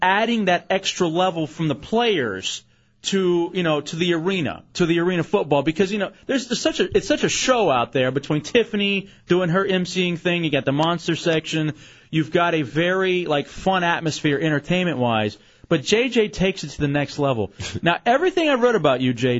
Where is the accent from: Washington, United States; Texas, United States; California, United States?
Texas, United States; Dallas; moved away; I was born and raised in Dallas, Texas